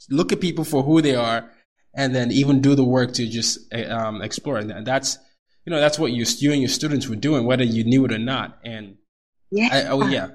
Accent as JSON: {"language": "English", "country": "Nigeria", "moved": "yes", "lives_now": "United States", "said": "I'm Nigerian. A lot of the audience knows I'm Nigerian"}